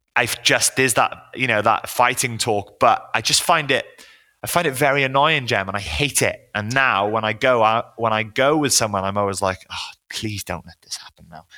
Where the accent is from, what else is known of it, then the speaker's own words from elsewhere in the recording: Wales, United Kingdom; now in London, United Kingdom; I grew up in Wales